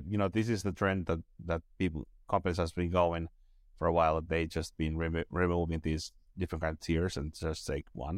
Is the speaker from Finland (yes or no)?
yes; Finland; now in Estonia; I'm based in Estonia right now, but I'm from Finland